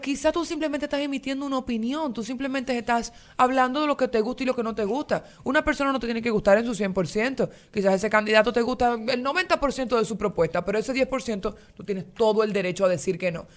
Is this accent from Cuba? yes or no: no; Dominican Republic; nosotros como ciudadanos dominicanos